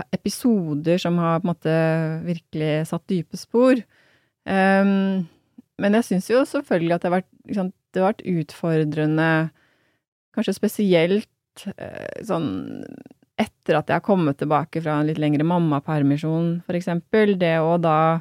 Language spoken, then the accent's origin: Norwegian; Hamar, Innlandet, Norway; moved away as an adult; also born or lived in Berlin; Jeg kommer jo fra Hamar, så det var jo der, min, der bor familien min